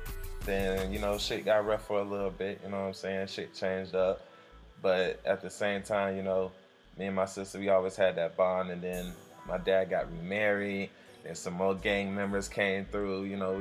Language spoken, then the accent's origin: English; Orlando, Florida, United States; also born or lived in Carolina; I'm from Orlando, Florida. Spent my time between Carolina and Florida, you know, growing up for the most part, but Orlando's where I'm from the west side originally, between Pine Hills and Silver Star.